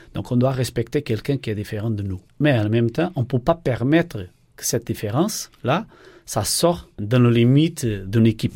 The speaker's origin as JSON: {"language": "French", "country": "Portugal", "also_born_or_lived": "Norway / Germany", "accent": "Portuguese", "second_language": "French", "moved": "as an adult", "lives_now": "Nancy, France", "said": "Je suis portugais, ma femme est brésilienne"}